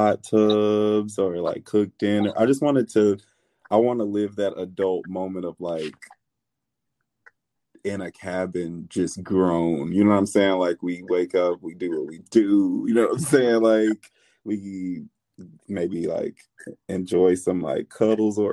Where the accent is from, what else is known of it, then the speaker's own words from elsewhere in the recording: Indianapolis, Indiana, United States; now in Los Angeles, United States; I'm a transplant in Los Angeles, but I'm definitely from the Midwest, Indianapolis